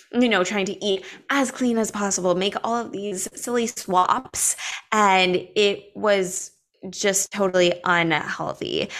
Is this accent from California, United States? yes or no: yes; Los Angeles, California, United States; I grew up in Los Angeles as a performing artist